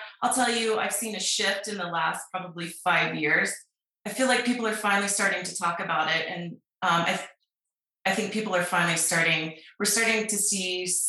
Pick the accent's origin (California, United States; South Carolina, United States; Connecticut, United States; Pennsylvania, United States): South Carolina, United States; now in Salt Lake City, United States; So obviously you said I'm …, and I grew up in South Carolina. We're a military family. We moved to Salt Lake about 10 years ago, and Salt Lake's been great.